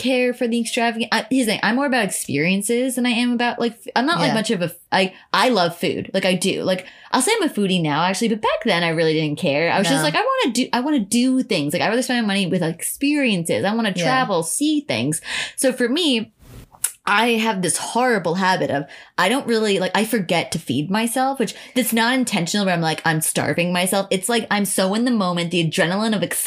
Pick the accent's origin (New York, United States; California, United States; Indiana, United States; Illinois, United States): New York, United States; Long Island; we're from Long Island. Like I'm not from the city.